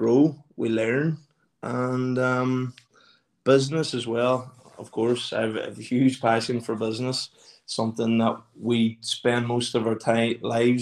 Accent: Burnfoot, Ulster, Ireland; now in London, United Kingdom; I'm 31 from Burnfoot, based in London at the minute

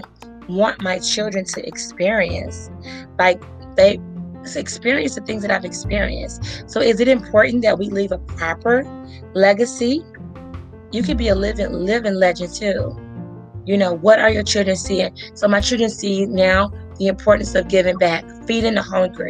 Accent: Gary, Indiana, United States; moved away; also born or lived in Omaha, Nebraska; I grew up in Gary, Indiana, when it was the murder capital of America during the 90s.

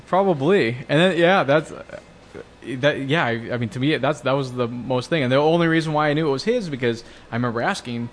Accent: Bellevue, Washington, United States; I grew up in Washington State, up in, you know, the suburbs of Seattle in Bellevue

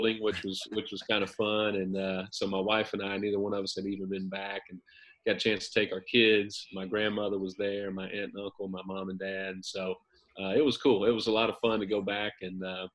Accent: Eastern Kentucky, United States; now in Morehead, United States; I'm not too far from my hometown, or about a little under 2 hours, but it's a very similar area in Eastern Kentucky. We're a little bit northwest of where I grew up

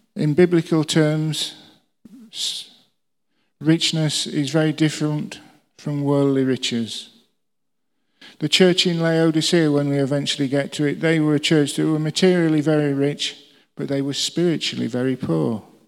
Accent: England, United Kingdom; We're English.

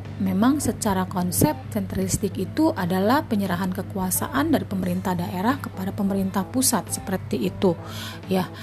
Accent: Tangerang, Banten, Indonesia; saya ambil dari daerah saya ya. Dulu Tangerang Selatan tuh nggak ada

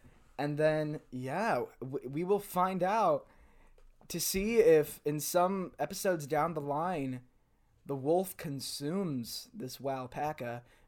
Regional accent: Fresno, California, United States; If you live in Fresno, I'm sure you can tell that I'm from Fresno.

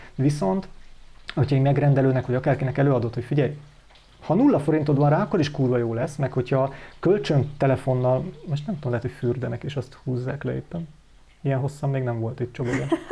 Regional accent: Hungary; magyarok vagyunk

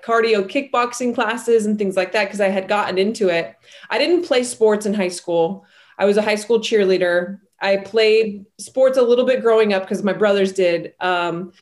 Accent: Salt Lake City, Utah, United States; I grew up in Salt Lake City, Utah

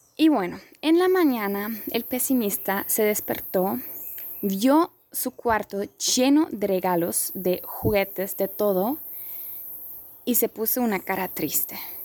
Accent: Germany; also born or lived in Poland; yo soy de Europa, soy de Alemania, mi familia es de Polonia.

